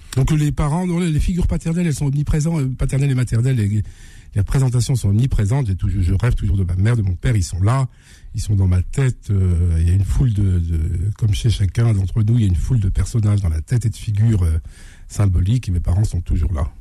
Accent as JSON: {"language": "French", "region": "Normandy", "country": "France", "tie": "born or raised there", "also_born_or_lived": "Blainville-sur-Orne", "said": "je suis né en Normandie de parents euh, algériens."}